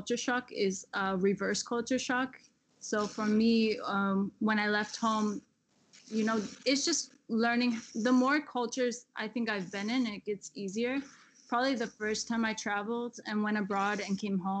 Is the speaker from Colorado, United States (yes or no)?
no; Michigan, United States; also born or lived in Florida; now in Berlin, Germany; everything reminds me of Michigan.